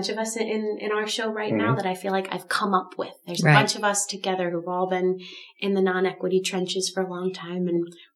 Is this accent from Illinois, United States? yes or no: yes; Wheaton, Illinois, United States; I'm born and raised here, kind of like Steve from the suburbs. I'm from Wheaton